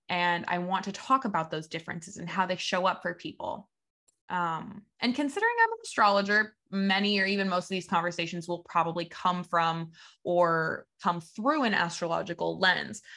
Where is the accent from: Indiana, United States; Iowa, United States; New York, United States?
Indiana, United States; Evansville; moved away as an adult; now in Saint Petersburg, United States; I moved from my hometown of Evansville, Indiana to Saint Petersburg, Florida, where I still live now